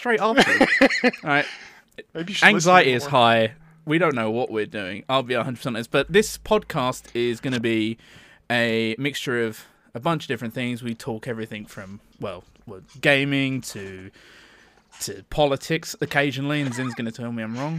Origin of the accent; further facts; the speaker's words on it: United States; I'm from America.